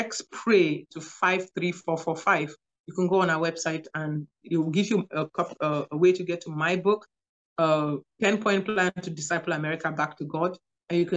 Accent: Cameroon; moved away as an adult; also born or lived in Nigeria / New York / Louisiana; now in United States; I'm from Cameroon, West Africa

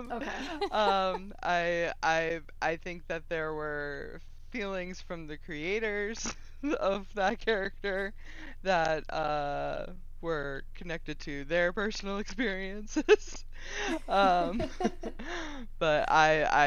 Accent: Cape Cod, Massachusetts, United States; moved away as an adult; also born or lived in Billerica, Massachusetts / Virginia / Colorado; Cape Cod. And then you know. Grew up there

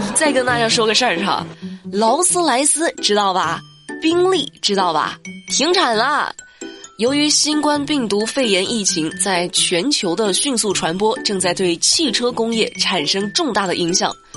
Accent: China; 作为一个中国人

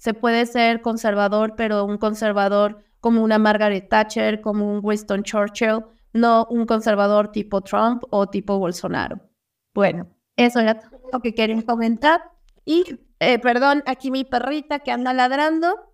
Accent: Mexico; como mexicanos

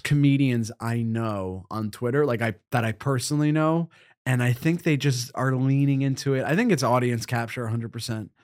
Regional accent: Northeast, United States; I grew up in the Northeast as a fat boy

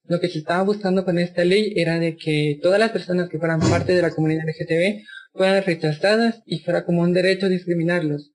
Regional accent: San Juan Comalapa, Chimaltenango, Guatemala; Yo soy de Guatemala, fui criada por mujeres indígenas

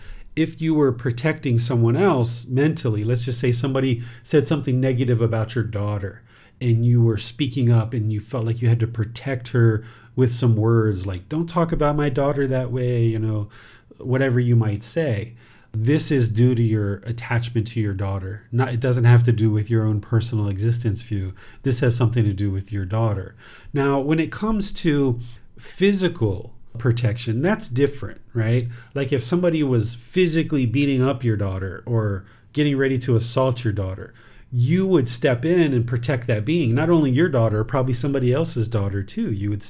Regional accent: India; Like, I am an Indian woman. I am from India. I am Indian.

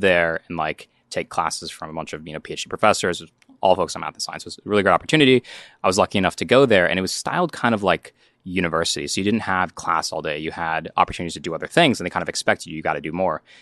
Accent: North Carolina, United States; growing up in North Carolina

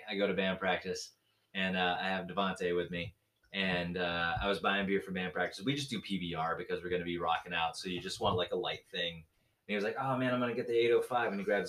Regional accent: Gulf Coast, United States; I just find it fascinating that I grew up

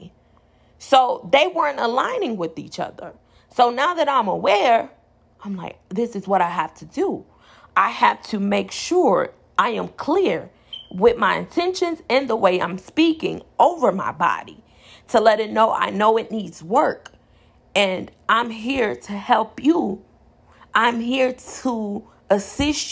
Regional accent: Inglewood, California, United States; I'm from Inglewood

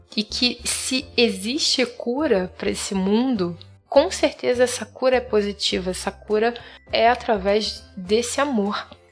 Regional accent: Rio de Janeiro, Brazil; now in Florianópolis, Brazil; sou carioca, mas atualmente moro em Floripa, na Ilha da Magia

